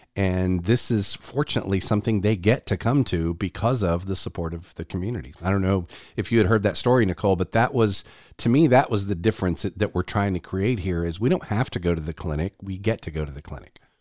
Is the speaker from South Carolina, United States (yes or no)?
yes; South Carolina, United States; here in my home state of South Carolina